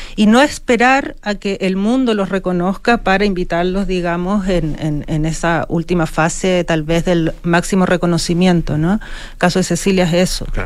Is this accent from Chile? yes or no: yes; Chile; also born or lived in Europe; Me fui fuera de Chile, estudié museografía